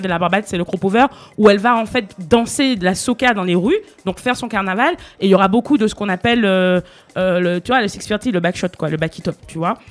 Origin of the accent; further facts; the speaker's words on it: Martinique; je suis martiniquaise et oui, il est dans ma culture